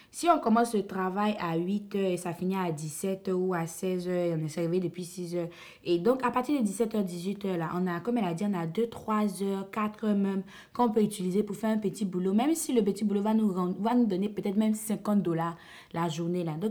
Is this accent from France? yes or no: no; Côte d’Ivoire; en tant qu'Ivoirien, en vivant en Côte d'Ivoire